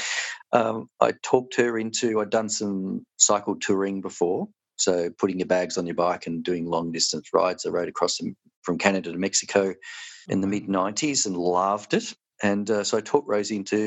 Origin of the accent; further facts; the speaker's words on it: Melbourne, Victoria, Australia; moved away as an adult; now in Tasmania, Australia; I'm from Melbourne originally.